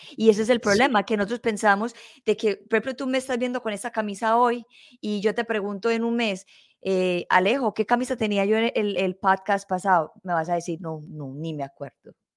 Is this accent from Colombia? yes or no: yes; Colombia; nosotros somos colombianos